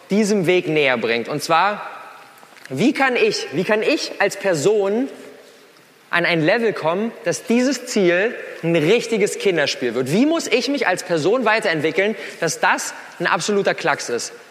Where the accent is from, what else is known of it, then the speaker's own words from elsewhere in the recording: Berlin, Germany; Das bin ich … ich bin 27 Jahre alt, ich komme aus Berlin